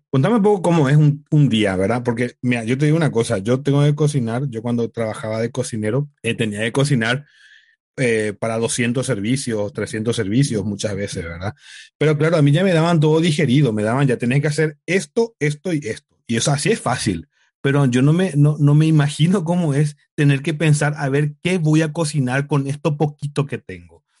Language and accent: Spanish; Paraguay; en Paraguay, en mi país